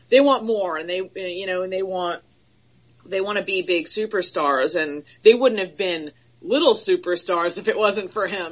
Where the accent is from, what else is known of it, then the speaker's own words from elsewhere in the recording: Florida, United States; I'm from Florida. I was born and raised in Florida, so I'm a hothead